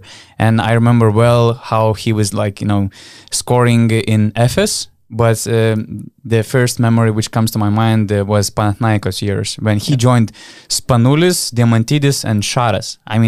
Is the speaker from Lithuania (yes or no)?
yes; Panevėžys, Panevėžys County, Lithuania; English is a second language; making fun of hotel walls in Panevėžys, because Panevėžys is my hometown. So, you know, it was painful for me to hear